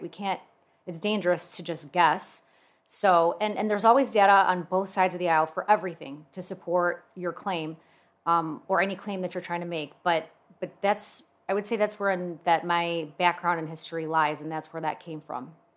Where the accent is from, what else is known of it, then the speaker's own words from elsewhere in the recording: West Bloomfield, Michigan, United States; now in Commerce, United States; I actually grew up in West Bloomfield, and when I got married, I moved to Commerce with my husband